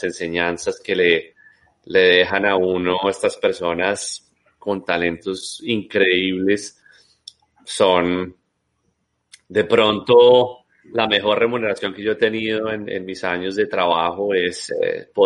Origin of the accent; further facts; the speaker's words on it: Colombia; moved away as an adult; yo también pues eh, salí de Colombia hace muchos, muchos años